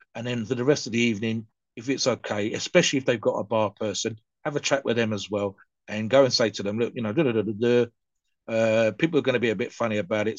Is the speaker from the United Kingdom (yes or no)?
yes; United Kingdom; my mum worked as a barmaid, so in a pub for for many many years. So in the United Kingdom, the culture uh, is definitely there